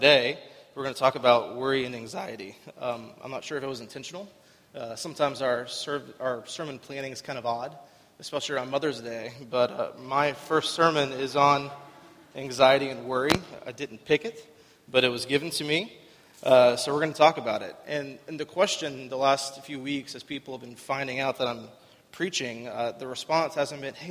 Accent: Winter Haven, Florida, United States; I'm from Winter Haven. I lived here pretty much my whole life. I went to Winter Haven High School

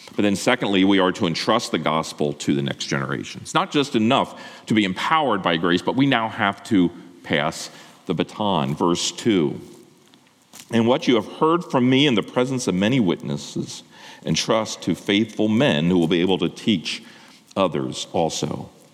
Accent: Lancaster County, Pennsylvania, United States; I grew up in Lancaster County, uh, Amish and Mennonite, who are pacifists.

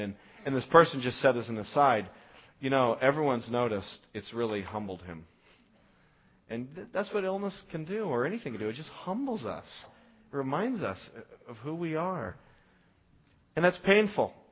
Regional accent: United States; for us as American Christians

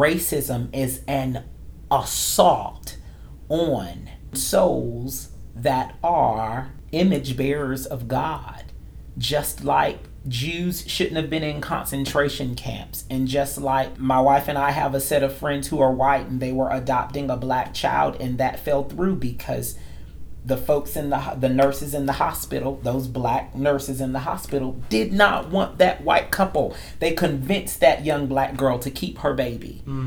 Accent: North Carolina, United States; moved away; in Raleigh, North Carolina, the capital of my home state

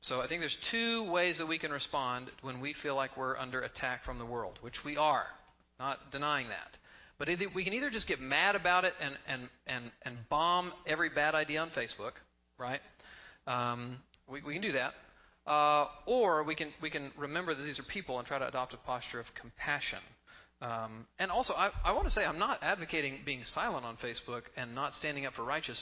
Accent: Texas, United States; I grew up in Texas

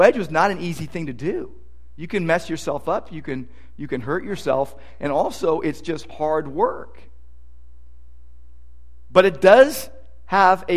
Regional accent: Downey, California, United States; I was a kid growing up in Downey

